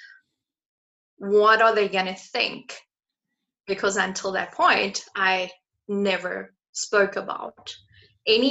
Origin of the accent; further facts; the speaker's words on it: South Africa; I grew up in South Africa where you get your license at the age of 18